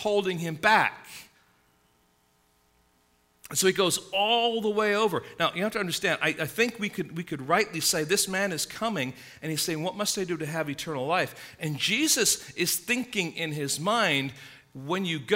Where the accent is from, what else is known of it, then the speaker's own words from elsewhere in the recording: England, United Kingdom; now in United States; growing up in England, middle-class England